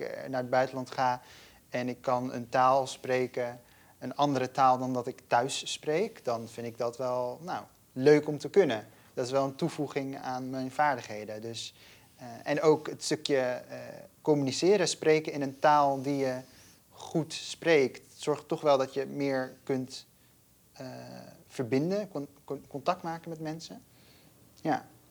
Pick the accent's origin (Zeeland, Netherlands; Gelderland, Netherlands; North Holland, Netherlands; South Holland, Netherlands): Gelderland, Netherlands; first language Dutch; ik ben opgegroeid in Gelderland, in een klein stadje.